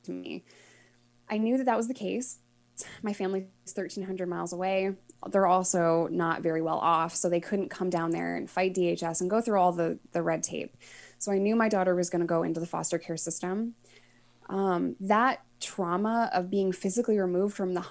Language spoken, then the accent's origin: English; New York, United States; moved away; as a New Yorker